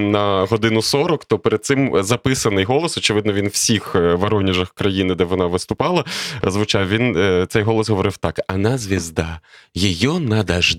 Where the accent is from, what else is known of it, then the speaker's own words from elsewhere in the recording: Lviv, Lviv Oblast, Ukraine; Я народився у Львові, прожив тут перших 36 років свого життя.